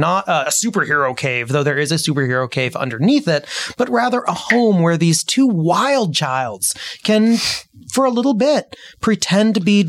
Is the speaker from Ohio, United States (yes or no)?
no; Seattle, Washington, United States; I'm from Seattle area